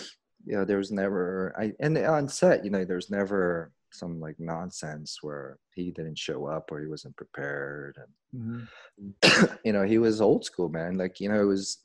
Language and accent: English; Georgia, United States; I grew up in Georgia, small town in Georgia